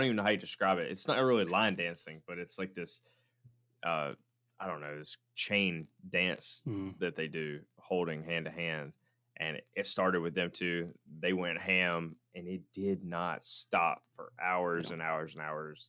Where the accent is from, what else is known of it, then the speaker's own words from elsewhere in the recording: United States; as an American guy who wasn't trained in these rhythms and these dances that they're doing